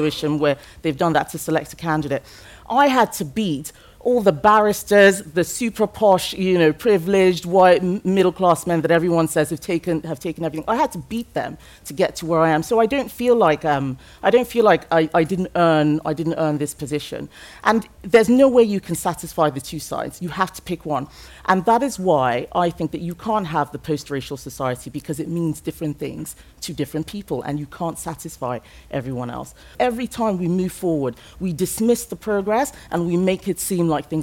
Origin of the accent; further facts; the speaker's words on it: Lagos, Nigeria; English is a second language; now in United Kingdom; I grew up in Nigeria. My ethnic group is Yoruba. I speak English as a second language. And my ethnic group for where I lived, which was Lagos